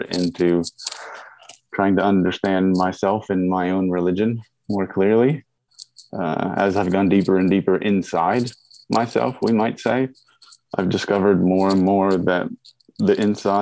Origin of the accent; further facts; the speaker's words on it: Pennsylvania, United States; now in McKinney, Texas, United States; I grew up in Pennsylvania, out in the rural Appalachian Hills